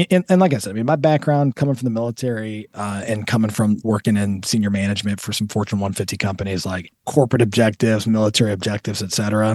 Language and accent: English; Toledo, Ohio, United States; also born or lived in Southern California; I consider Toledo home.